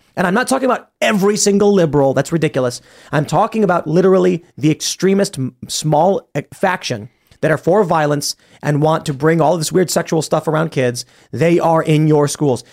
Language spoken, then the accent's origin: English; Chicago, Illinois, United States; also born or lived in Florida; now in West Virginia, United States; I grew up in Chicago